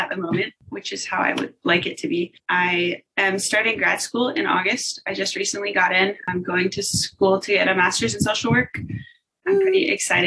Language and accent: English; Charlotte, North Carolina, United States; I am from Charlotte, North Carolina